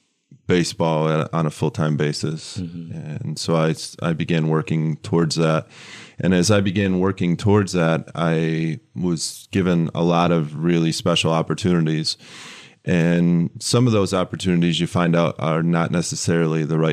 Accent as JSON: {"language": "English", "region": "West Michigan", "country": "United States", "tie": "born or raised there", "moved": "as an adult", "lives_now": "Lansing, United States", "said": "I grew up in West Michigan"}